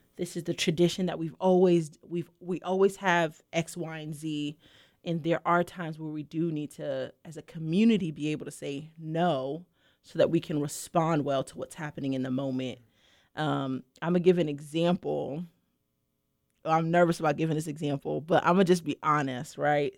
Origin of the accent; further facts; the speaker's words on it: New York City, New York, United States; I'm originally from Brooklyn, New York